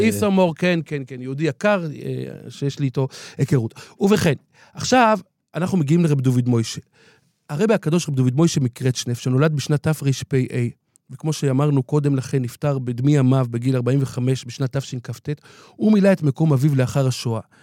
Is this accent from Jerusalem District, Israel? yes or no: yes; Jerusalem, Jerusalem District, Israel; בירושלים, כשהיינו ילדים, רחוב בר אילן